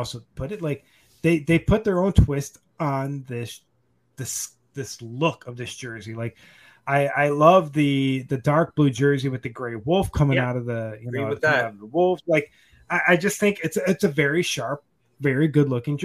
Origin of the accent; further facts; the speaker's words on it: Buffalo, New York, United States; I'm from Buffalo